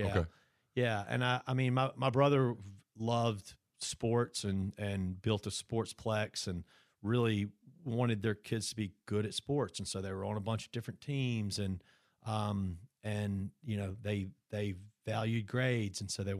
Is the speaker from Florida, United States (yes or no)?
no; Brandon, Mississippi, United States; We grew up in Brandon